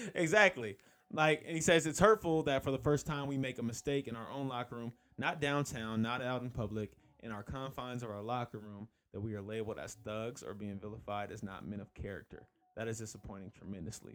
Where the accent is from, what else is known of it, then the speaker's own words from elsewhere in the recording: California, United States; moved away; I'm from California